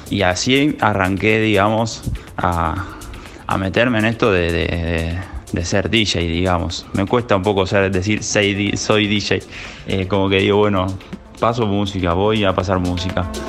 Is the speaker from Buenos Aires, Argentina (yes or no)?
yes; Buenos Aires, Argentina; Soy de Buenos Aires, capital federal, del barrio de Colegiales, para ser más preciso.